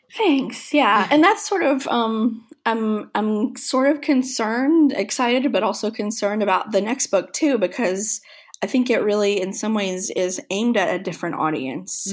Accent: Kentucky, United States; moved away; my hometown in Kentucky

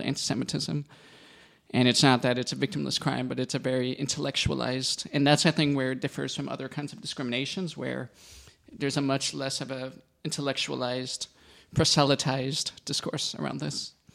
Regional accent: United States; now in Berlin, Germany; I'm an American Jew, half of my family's from Netherlands

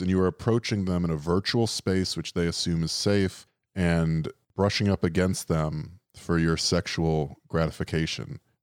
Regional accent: Florida, United States; I'm from Florida

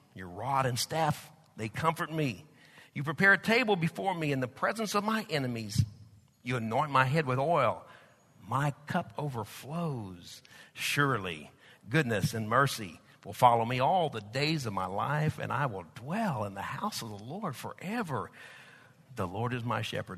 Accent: United States; accent: Okie Texas; also born or lived in Oklahoma / Texas; my Okie Texas accent or Texas Okie accent

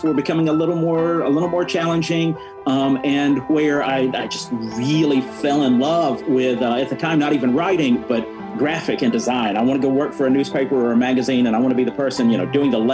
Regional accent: Huntsville, Alabama, United States; I grew up in Huntsville, Alabama, so I'm growing up in the shadow of Marshall Space Flight Center

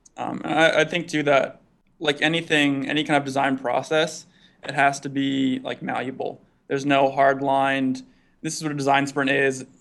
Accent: East Coast, United States; moved away as an adult; now in Bay Area, United States; Growing up on the East Coast

